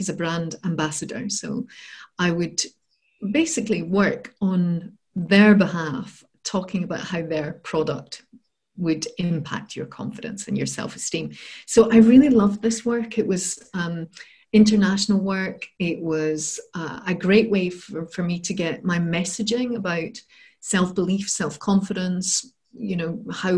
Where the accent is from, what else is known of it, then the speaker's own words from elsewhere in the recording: Scotland, United Kingdom; also born or lived in Bath; So I'm from Scotland and I'd moved down south to Bath to work in London.